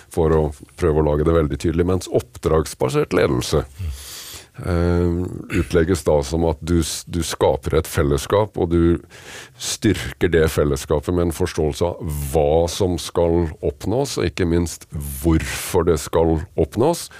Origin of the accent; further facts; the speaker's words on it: Kragerø, Vestfold og Telemark, Norway; Jeg er født og oppvokst i Kragerø